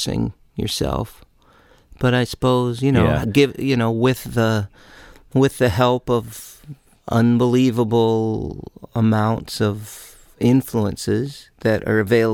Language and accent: English; Midwest, United States; I grew up in the Midwest, and that was cold this time of year.